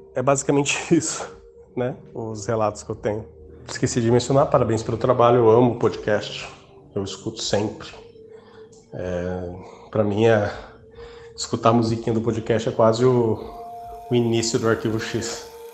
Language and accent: Portuguese; Mogi Mirim, São Paulo, Brazil; sou do interior de São Paulo, Mojimirim